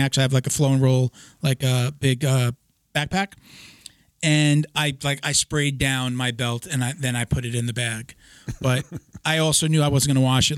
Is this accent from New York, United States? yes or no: yes; New York, United States; I'm from New York